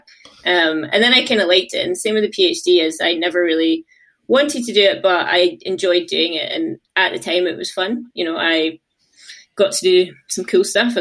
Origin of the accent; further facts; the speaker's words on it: Glasgow, Scotland, United Kingdom; I'm from Glasgow, but I ended up moving to get a job over to the East Coast.